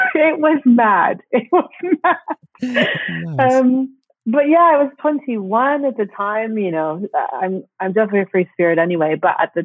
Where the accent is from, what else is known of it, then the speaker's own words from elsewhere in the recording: Florida, United States; moved away as an adult; also born or lived in Barcelona, Spain; now in London, United Kingdom; I'm originally from Florida in the States